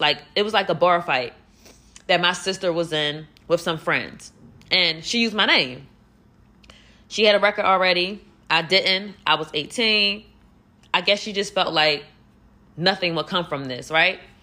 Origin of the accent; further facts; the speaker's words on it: Philadelphia, Pennsylvania, United States; I'm from Philly and I'm out here alone